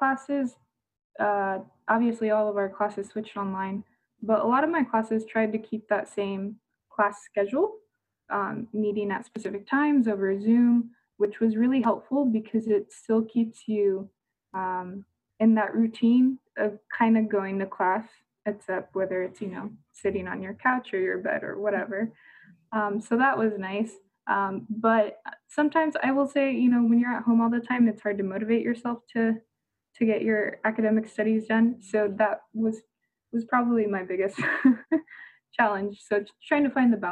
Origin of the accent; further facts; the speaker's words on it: Japan; also born or lived in Tokyo, Japan / Okinawa, Japan; now in Norfolk, United States; I was born and raised in Tokyo and Okinawa